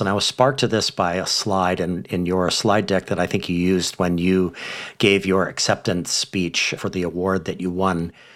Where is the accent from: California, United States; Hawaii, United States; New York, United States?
Hawaii, United States; my home state of Hawaii